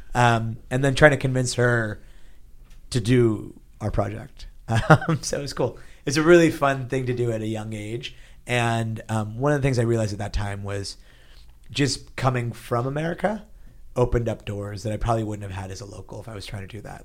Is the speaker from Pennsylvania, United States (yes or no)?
yes; Pittsburgh, Pennsylvania, United States; now in San Francisco, United States; I grew up in Pittsburgh, Pennsylvania. I actually, like, as, as a kid, we moved around a little bit, but mostly in Pittsburgh, Pennsylvania